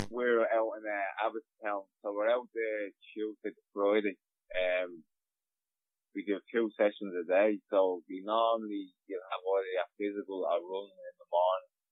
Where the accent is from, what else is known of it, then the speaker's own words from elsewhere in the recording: Dublin, Leinster, Ireland; I'm from Dublin, so I go home to my own house.